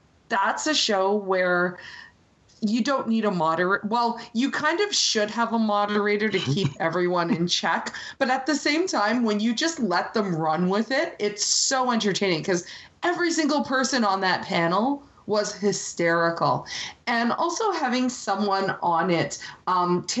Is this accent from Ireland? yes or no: no; Canada; as someone who's grown up so close to the U.S. and has a lot of friends in the U.S. and in a lot of cases in Canada